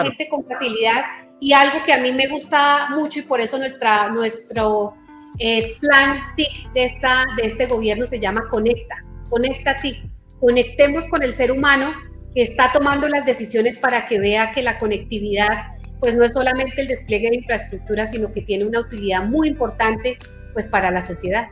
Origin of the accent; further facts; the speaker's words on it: Aquitania, Boyacá, Colombia; moved away; mi primera salida como ministra que en mi pueblo